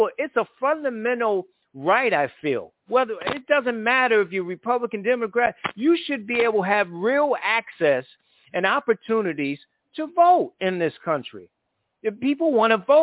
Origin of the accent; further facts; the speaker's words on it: Connecticut, United States; my home state of Connecticut